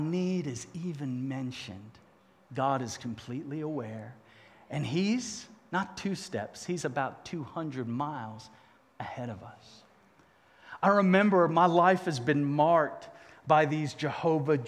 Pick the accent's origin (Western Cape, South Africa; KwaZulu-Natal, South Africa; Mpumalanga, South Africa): Western Cape, South Africa; Cape Town; accent: southern; moved away; I happened to be born 2,000 miles south in Cape Town, South Africa.